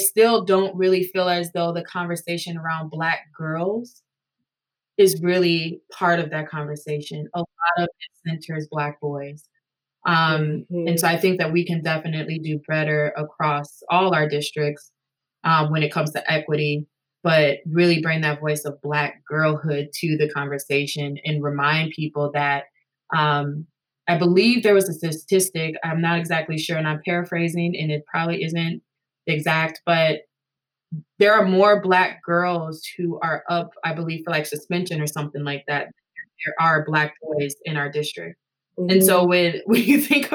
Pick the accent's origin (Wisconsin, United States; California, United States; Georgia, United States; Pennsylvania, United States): Wisconsin, United States; Madison; growing up in Madison schools